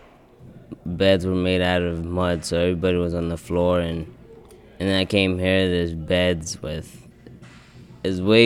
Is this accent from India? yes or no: no; Kenya; now in United States; I was born in Kenya, in a place where there was always violence